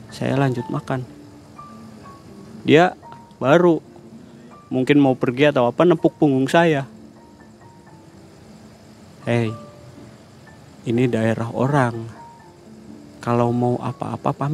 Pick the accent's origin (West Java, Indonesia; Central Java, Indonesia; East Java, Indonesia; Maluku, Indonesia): West Java, Indonesia; Cirebon; walaupun saya orang Cirebon tapi saya belum pernah kesini